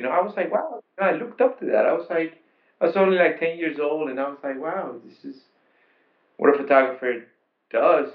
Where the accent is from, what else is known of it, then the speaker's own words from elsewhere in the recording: Panama; also born or lived in Queens, New York, United States; now in New York, United States; I'm an immigrant from Panama, and I came in 1986